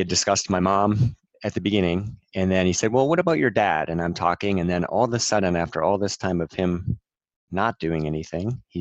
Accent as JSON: {"language": "English", "region": "New Hampshire", "country": "United States", "tie": "born or raised there", "said": "Growing up in New Hampshire in the 80s"}